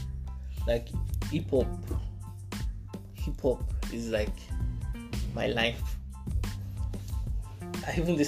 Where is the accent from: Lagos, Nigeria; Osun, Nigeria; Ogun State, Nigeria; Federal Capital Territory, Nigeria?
Lagos, Nigeria; also born or lived in Ekiti State; I'm from AKT. Grew up in Gidi mostly. Spent most of my time in Gidi